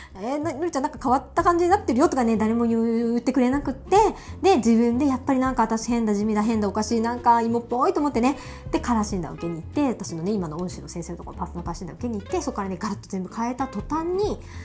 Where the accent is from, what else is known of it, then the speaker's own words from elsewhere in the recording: Miyazaki, Japan; also born or lived in Ibaraki; now in Tokyo, Japan; うちのね地元の宮崎